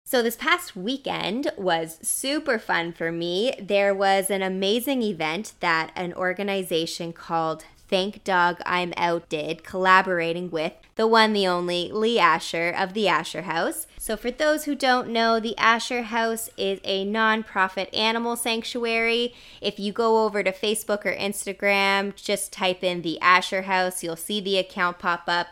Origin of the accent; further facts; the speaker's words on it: East Coast, Canada; now in British Columbia, Canada; growing up on the East Coast